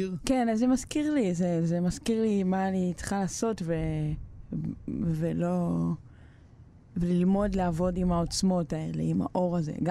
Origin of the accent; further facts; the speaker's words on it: Ashdod, Southern District, Israel; also born or lived in Bnei Brak / Petah Tikva / Kiryat Gat / Shtulim; עברנו לפתח תקווה לאיזה שנה נוספת, ואז כזה עד כיתה ב' הייתי בקריית גת, ומכיתה ב' עד ט' היינו באשדוד.